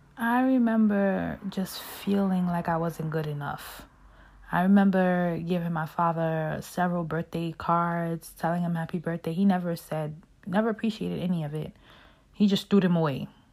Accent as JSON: {"language": "English", "town": "Brooklyn", "region": "New York", "country": "United States", "tie": "born or raised there", "said": "growing up in Brooklyn, you know, I grew up seeing so much"}